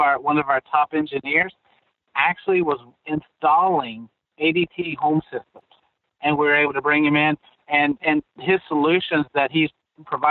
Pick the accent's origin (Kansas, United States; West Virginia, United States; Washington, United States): West Virginia, United States; we're from West Virginia